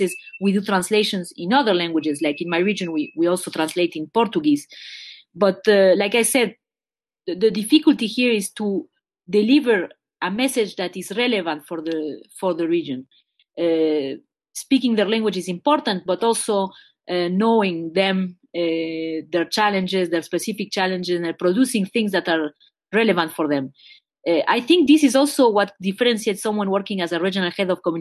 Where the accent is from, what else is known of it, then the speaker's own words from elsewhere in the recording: Montreal, Quebec, Canada; I was born in Montreal, Quebec, which is a French-Canadian province, and my parents are Uruguayan